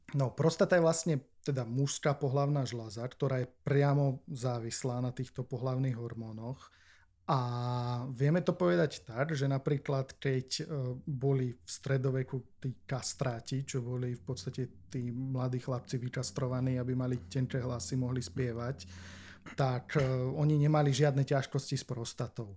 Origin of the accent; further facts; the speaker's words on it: Martin, Žilina Region, Slovakia; also born or lived in Olomouc, Czech Republic; som z Martina, uh-huh. tak e, nechcel som proste študovať e, doma v Martine.